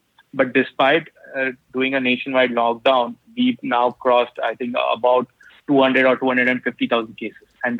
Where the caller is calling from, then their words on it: Mumbai, Maharashtra, India; I live in Mumbai, India. We are under a lockdown right now. I'm at home.